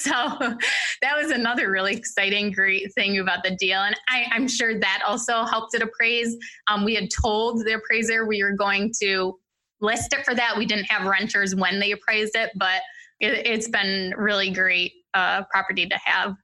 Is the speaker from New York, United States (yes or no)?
yes; New York, United States; so I'm from New York State